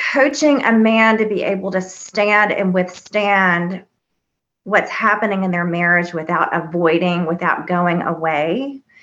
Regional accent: the South, United States; I was raised here in the South

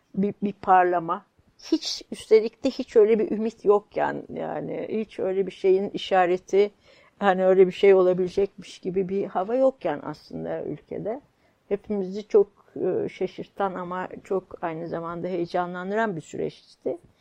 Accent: Kayseri Province, Turkey; born or raised there; moved away; also born or lived in Istanbul

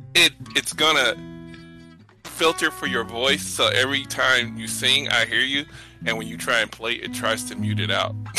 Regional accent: St. Louis, Missouri, United States; I'm from St. Louis

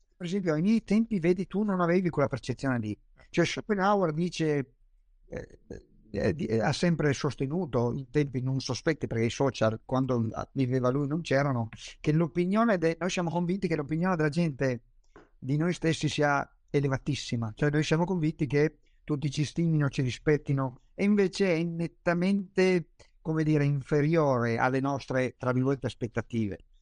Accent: Trieste, Friuli-Venezia Giulia, Italy; io sono triestino, quindi nuoto abbastanza bene, ho passato tutta l'infanzia al mare

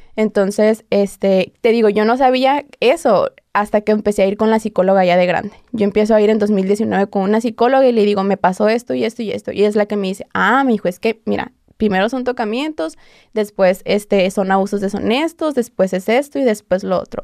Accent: Hermosillo, Sonora, Mexico; yo soy de Hermosillo

